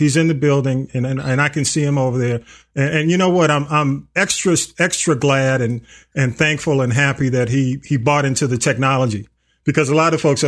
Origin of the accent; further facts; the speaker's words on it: Atlanta, Georgia, United States; I grew up in Atlanta